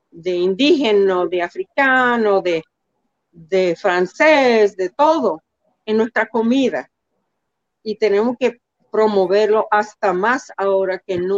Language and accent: Spanish; Dominican Republic; Nunca me, no, nunca, y yo no decía, yo soy dominicana.